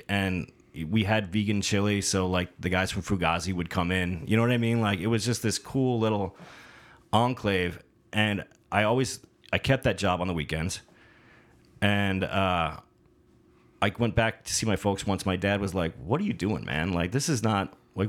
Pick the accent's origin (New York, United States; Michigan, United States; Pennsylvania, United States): Michigan, United States; Detroit